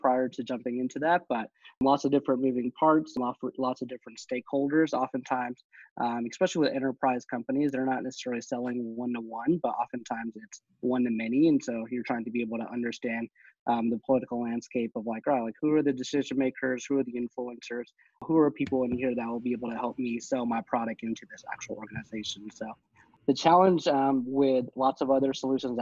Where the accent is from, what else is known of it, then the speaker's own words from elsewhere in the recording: Texas, United States; I'm originally from Texas